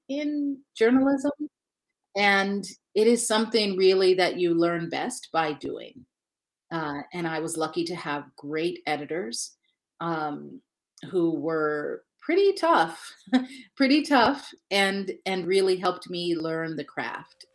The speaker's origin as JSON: {"language": "English", "region": "Ohio", "country": "United States", "moved": "yes", "lives_now": "Michigan, United States", "said": "I'm, I'm based in Michigan, and I'm from Ohio."}